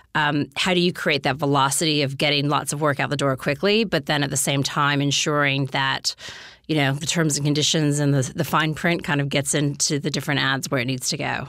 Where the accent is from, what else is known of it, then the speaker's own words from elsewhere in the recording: United States; moved away as an adult; also born or lived in New York; now in Australia; being American